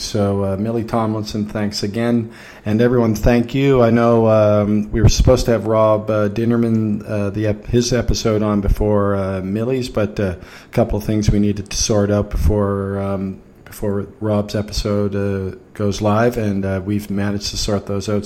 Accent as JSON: {"language": "English", "country": "Canada", "said": "I'm Canadian"}